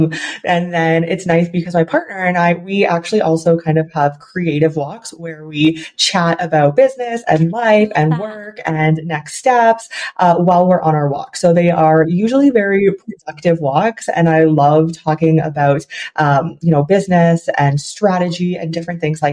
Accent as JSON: {"language": "English", "country": "Canada", "also_born_or_lived": "China", "said": "I am from Canada, but then every summer I lived in China and I would go back to Canada"}